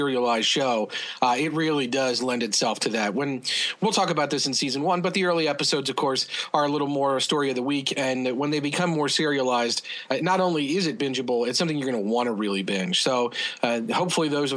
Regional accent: Kentucky, United States; I'm from Kentucky, Harlan County and other counties throughout Kentucky

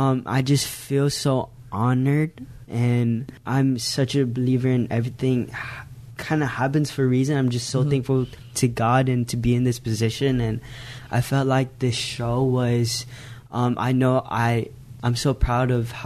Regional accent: Las Vegas, Nevada, United States; I'm from Vegas

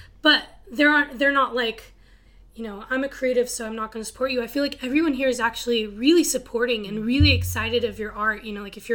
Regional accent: Texas Panhandle, United States; moved away; I'm from Texas, from this little city in the middle of nowhere. It's called the Panhandle

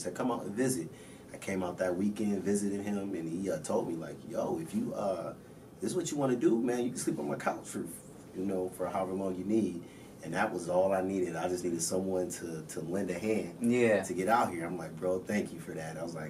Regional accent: Minnesota, United States; moved away as an adult; now in Los Angeles, United States; Originally from Minnesota.

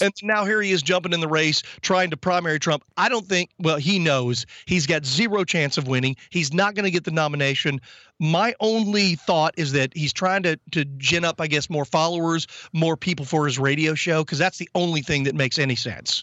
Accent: Texas, United States; I, I'm from Texas.

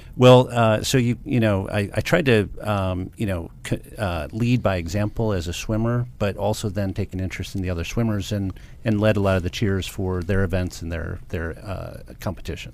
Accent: Livonia, Michigan, United States; I grew up in a suburb of Detroit, Michigan called Livonia, Michigan.

